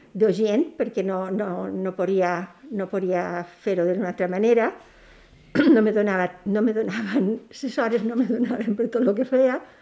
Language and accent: Catalan; Petrer, Valencian Community, Spain; moved away as an adult; now in Balearic Islands, Spain; Vaig néixer a Petrer, província d'Alicant, eh, en 1945